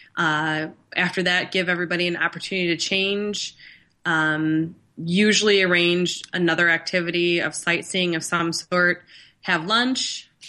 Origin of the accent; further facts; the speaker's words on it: Northern Michigan, United States; growing up in Northern Michigan